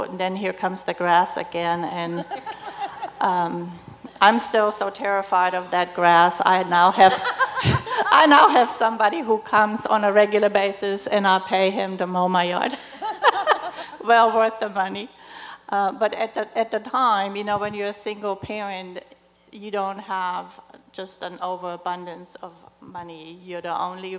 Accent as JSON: {"language": "English", "country": "Germany", "moved": "yes", "said": "I'm originally from Germany, and so my family's not here"}